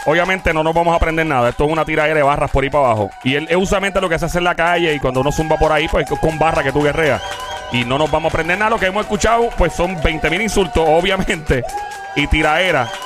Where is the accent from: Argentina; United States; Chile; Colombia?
United States; New York; Yo me crié en Nueva York, en Queens también